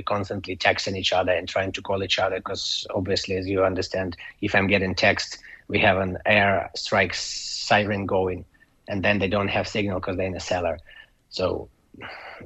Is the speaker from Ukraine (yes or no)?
yes; Ukraine; English is a second language; now in Ireland; my hometown